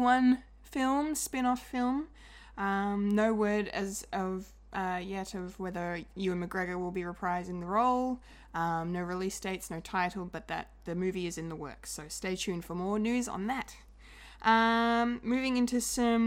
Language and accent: English; Australia; We are Australian.